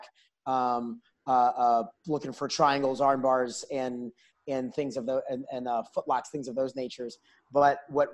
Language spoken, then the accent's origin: English; New York, United States; now in Houston, United States; I grew up in New York where wrestling was bigger than football is down here in Texas